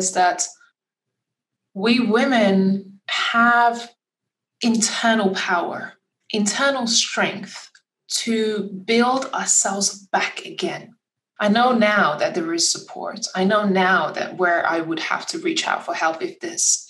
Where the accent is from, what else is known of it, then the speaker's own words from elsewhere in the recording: Lithuania; moved away; my home country in Lithuania